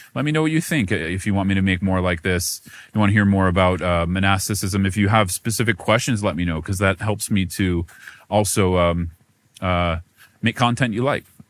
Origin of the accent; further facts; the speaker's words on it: United States; American Buddhist monk